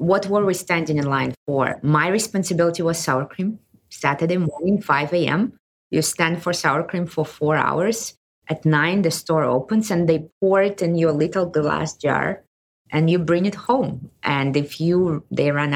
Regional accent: Kazakhstan; English is a second language; moved away; I was born in Kazakhstan in the Soviet Union, one of 15 republics of the Soviet Union.

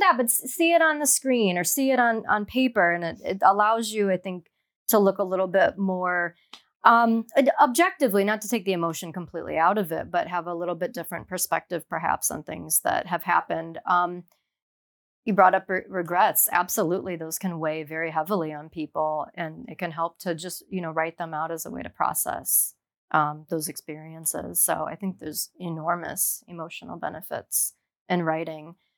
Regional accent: Ohio, United States; moved away as an adult; now in Miami, United States; I grew up in Ohio

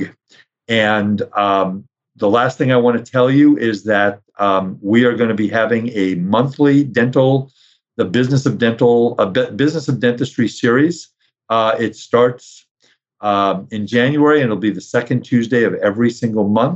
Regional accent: New York City, New York, United States; I grew up in New York. I grew up in Brooklyn

